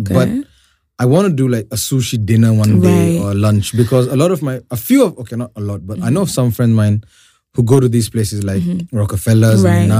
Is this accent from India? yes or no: yes; India; moved away; I'm an Indian here, right?